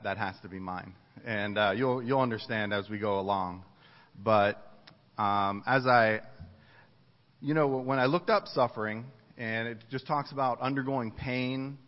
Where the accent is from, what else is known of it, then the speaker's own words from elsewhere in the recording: East Coast, United States; moved away as an adult; also born or lived in Ohio / Dayton, Ohio; I grew up on the East Coast, and I went to school in Ohio